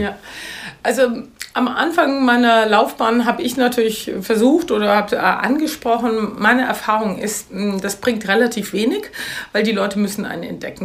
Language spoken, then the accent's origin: German; Mainz, Rhineland-Palatinate, Germany; moved away as an adult; also born or lived in Paris / London; seit 2000 bin ich zurück in meine Heimatstadt Mainz